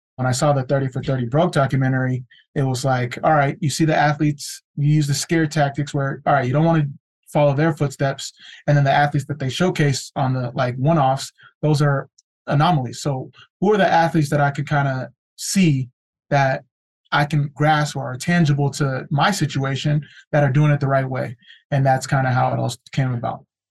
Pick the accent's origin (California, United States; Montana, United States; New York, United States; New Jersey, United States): California, United States; first generation Nigerian American, born and raised in California